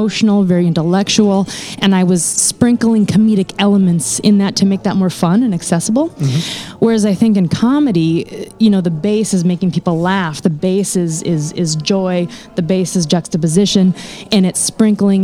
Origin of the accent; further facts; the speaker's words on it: North Dakota, United States; moved away; I grew up in North Dakota